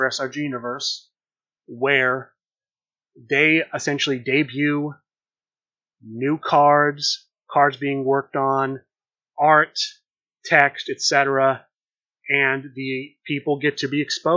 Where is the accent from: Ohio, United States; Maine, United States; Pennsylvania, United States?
Ohio, United States; Columbus; my hometown in Columbus, Ohio